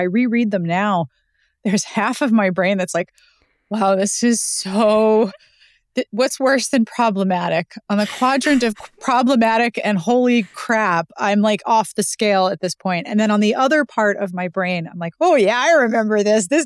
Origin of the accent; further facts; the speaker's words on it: Pittsburgh, Pennsylvania, United States; Um, I was born and raised in Pittsburgh